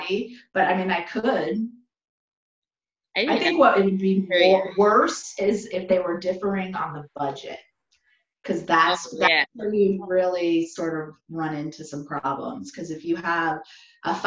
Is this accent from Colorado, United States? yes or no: yes; Colorado, United States; moved away; I'm from Colorado originally